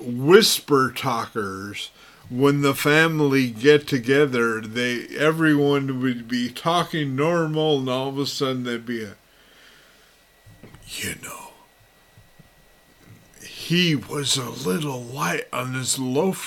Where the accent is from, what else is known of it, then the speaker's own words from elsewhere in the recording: Los Angeles, California, United States; moved away; also born or lived in Texas / Duncanville, Texas; My parents' best friends and all my friends growing up in Los Angeles were Mexican